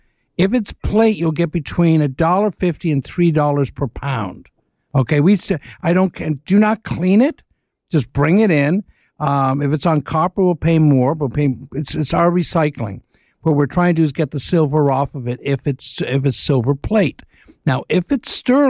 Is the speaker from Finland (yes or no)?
no; Etobicoke, Ontario, Canada; my hometown of Etobicoke